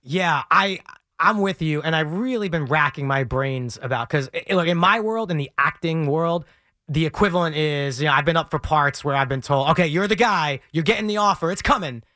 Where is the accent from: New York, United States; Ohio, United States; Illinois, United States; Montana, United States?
New York, United States; New York City; I grew up in Brooklyn, just outside of Bensonhurst